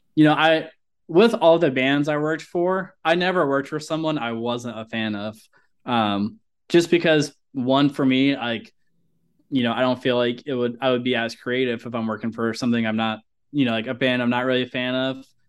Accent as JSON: {"language": "English", "region": "Ohio", "country": "United States", "moved": "yes", "said": "I'm originally from Ohio"}